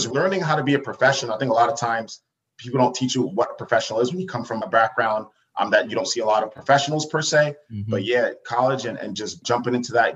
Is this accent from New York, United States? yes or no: yes; Uniondale, New York, United States; originally born and raised on Long Island, New York. So I'm from Uniondale